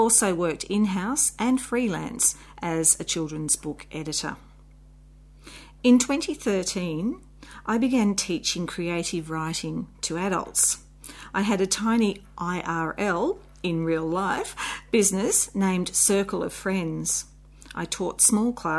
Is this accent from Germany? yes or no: no; Australia; I'm an Australian children's author.